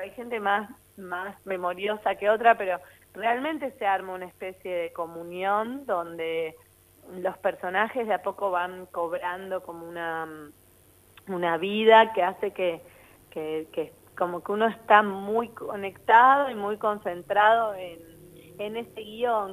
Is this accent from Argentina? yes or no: yes; Argentina; yo, que soy argentina